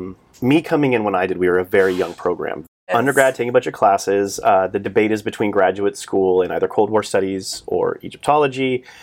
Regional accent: Redondo Beach, California, United States; I grew up in Redondo Beach.

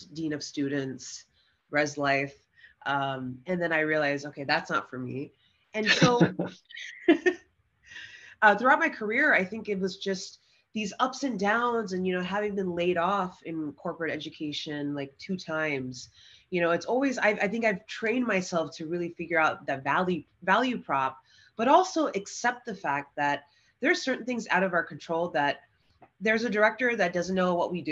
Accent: Bay Area, California, United States; moved away as an adult; also born or lived in Arizona / Colorado; born and raised in the Bay Area

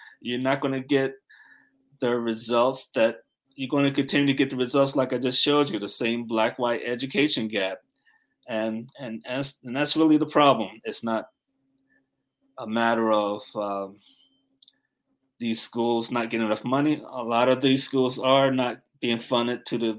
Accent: Newark, New Jersey, United States; I grew up in Newark, New Jersey

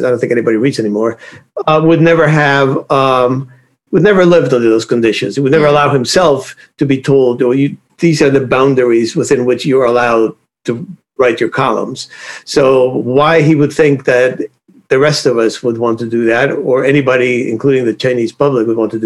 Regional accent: Cuba; moved away; If you want my way back origins, I was born in Cuba

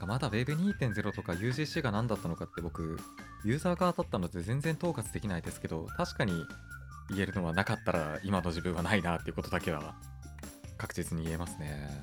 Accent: Hokkaido, Japan; moved away; 北海道生まれなんですけどなんだろう、まあ、北海道にいる時なんて東京の存在すら知らなかった

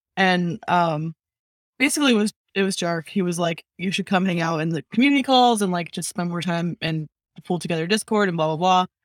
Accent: New Jersey, United States; moved away; I'm from New Jersey

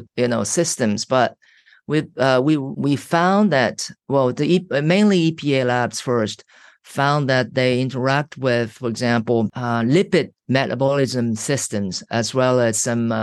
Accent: Japan; moved away as an adult; I was from Japan

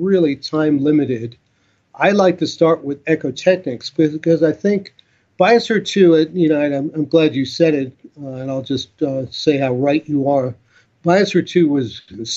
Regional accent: New York, United States; growing up in New York

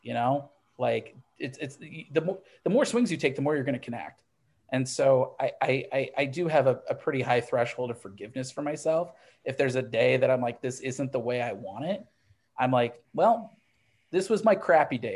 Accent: Midwest, United States; I grew up in the Midwest

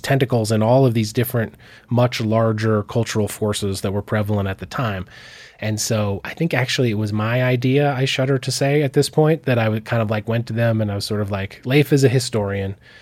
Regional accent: Missoula, Montana, United States; I grew up here in Missoula

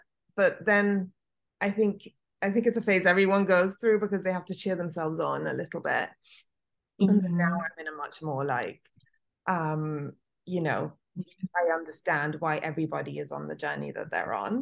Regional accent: Italy; moved away; I was born and raised in Italy

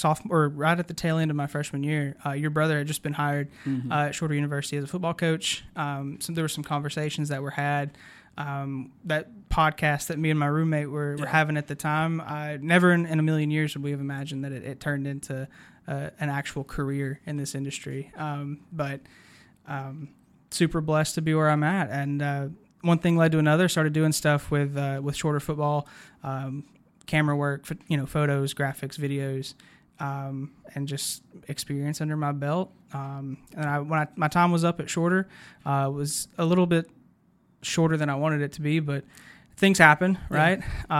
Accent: Chatsworth, Georgia, United States; I remember, you know, I grew up in Chatsworth, which is a good bit of an hour from

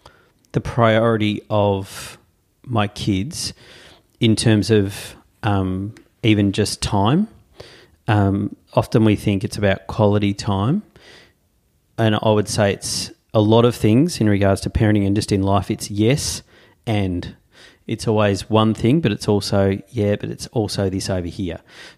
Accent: Tasmania, Australia; But then I have great memories of chopping wood, in growing up in Tassie, going into the bush, Dad with a chainsaw

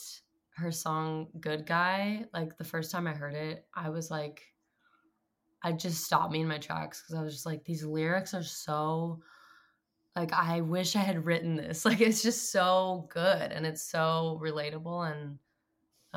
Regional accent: Clovis, California, United States; now in Los Angeles, United States; I grew up in Central California, in a place called Clovis, but it's also next to this town called Fresno

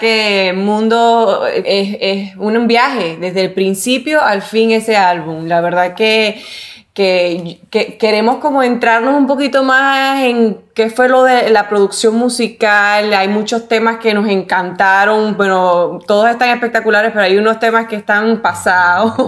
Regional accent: Puerto Rico; yo soy puertorriqueña

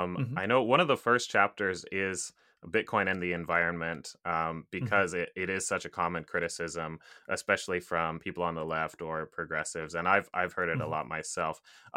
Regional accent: Japan; I grew up, well, my parents are American. They're from Kansas, actually. I grew up in Japan.

